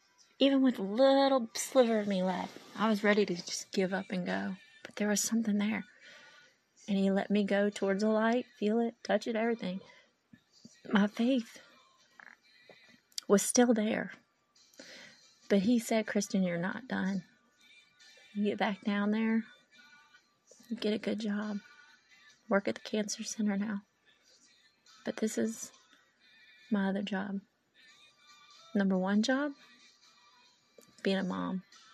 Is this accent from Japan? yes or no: yes; Japan; born there; I was born in Japan